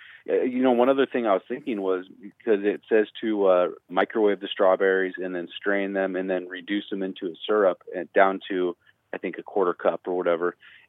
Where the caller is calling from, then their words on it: Fresno, California, United States; Fresno, California.